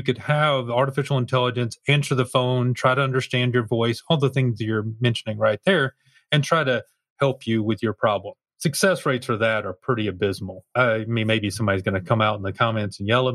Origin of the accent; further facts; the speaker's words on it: the South, United States; I'm from the South